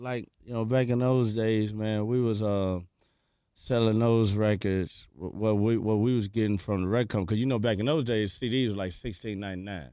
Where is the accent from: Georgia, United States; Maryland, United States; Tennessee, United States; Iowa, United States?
Tennessee, United States; Memphis; We come from Memphis